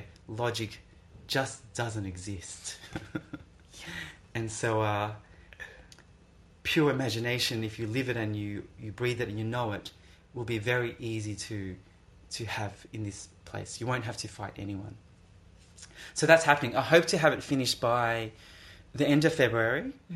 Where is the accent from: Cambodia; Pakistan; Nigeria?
Cambodia; I'm from Cambodia, so... I know the language, I know the system.